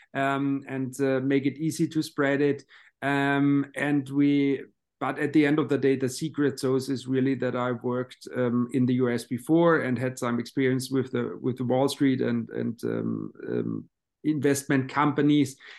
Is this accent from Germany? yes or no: yes; Baden-Baden, Baden-Württemberg, Germany; my hometown in, uh, Baden-Baden